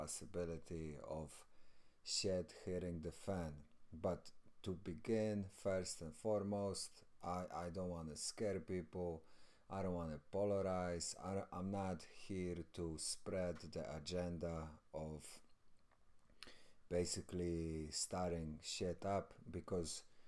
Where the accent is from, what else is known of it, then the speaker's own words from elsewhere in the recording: Poland; I'm from Poland